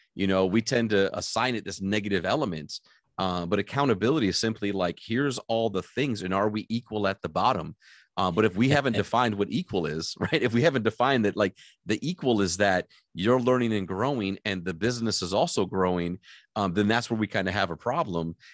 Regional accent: Michigan, United States; I grew up in Michigan, uh, and I moved from the lower part of Michigan to the upper part of Michigan

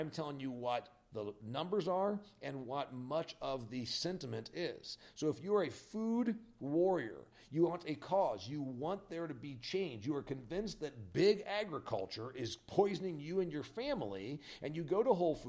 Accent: Indiana, United States; I'm from Indiana, remember? I'm a farm owner, a farm boy.

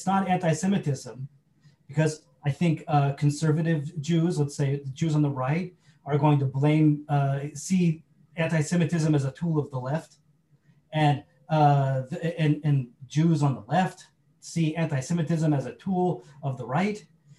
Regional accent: United States; my life as an American Jew.

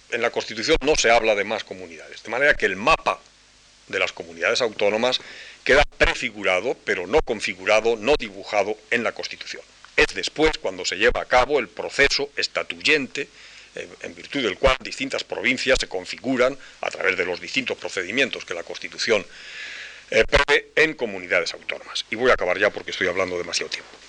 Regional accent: Spain; yo me siento español y me considero español

